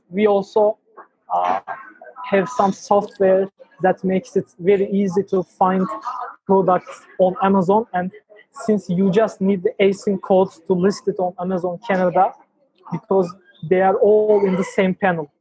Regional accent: Ankara, Turkey; I, was born in Ankara, the capital of Turkey, and I'm 20 years old

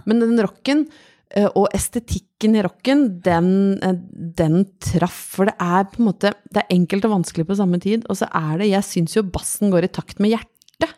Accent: Brøttum, Innlandet, Norway; Jeg vokste opp på Brøttum utafor Lillehammer

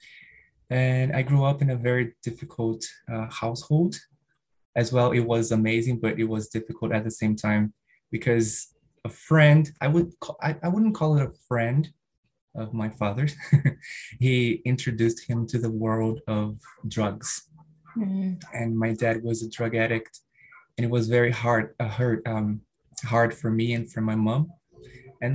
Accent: Rio de Janeiro, Brazil; first language Portuguese; English is a second language; now in São Paulo, Brazil; I was born and raised in Rio de Janeiro

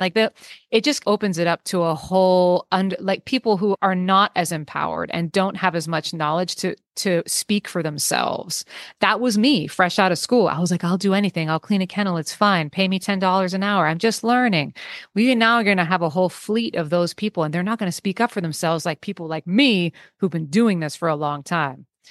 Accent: Bay Area, California, United States; I grew up in the Bay Area. I live in the Bay Area now.

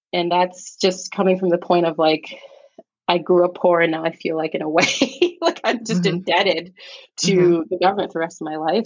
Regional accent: New York City, New York, United States; also born or lived in Staten Island, New York; I am a New York City native. I was born in Staten Island, raised in the Bronx, New York

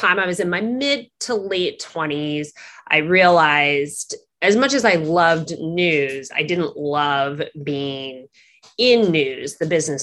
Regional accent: Milwaukee, Wisconsin, United States; moved away as an adult; also born or lived in Washington, D.C.; I grew up in Milwaukee, Wisconsin, and I grew up with food allergies.

